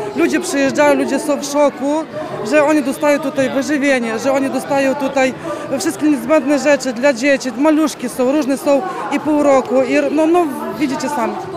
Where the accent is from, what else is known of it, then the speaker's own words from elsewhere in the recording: Ukraine; now in Poland; Ja jestem sama z Ukrainy, obywatelką, no. znaczy teraz jestem już obywatelką Polski